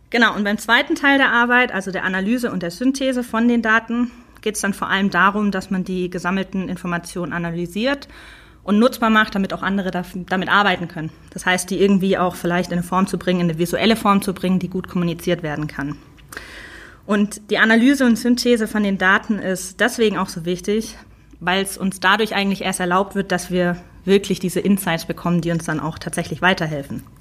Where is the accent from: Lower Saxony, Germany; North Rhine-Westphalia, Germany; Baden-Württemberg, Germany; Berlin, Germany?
Baden-Württemberg, Germany; Stuttgart; accent: Swabian; moved away as an adult; now in Munich, Germany; Davor komme ich nämlich eigentlich aus der Stuttgarter Ecke, was man mir meistens nicht so anhört.